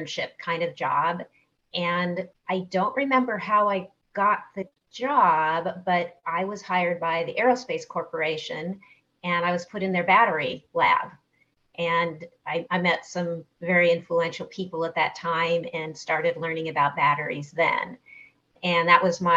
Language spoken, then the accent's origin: English; Southern California, United States; I grew up in Southern California